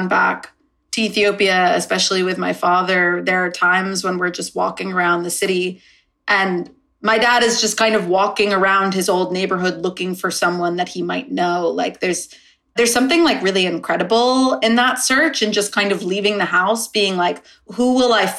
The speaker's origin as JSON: {"language": "English", "country": "United States", "tie": "born or raised there", "lives_now": "Los Angeles, United States", "said": "growing up in the States"}